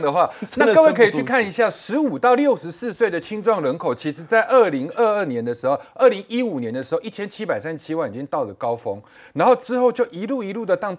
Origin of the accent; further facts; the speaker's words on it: Indonesia; now in Taiwan; 然后我现在早上我这个地方去汇，我的老家两个小时之后就可以在印尼把钱拿出来了。